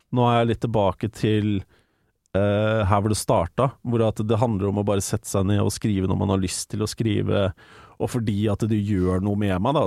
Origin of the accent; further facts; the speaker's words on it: Larvik, Vestfold, Norway; moved away; back in the day hjemme i Larvik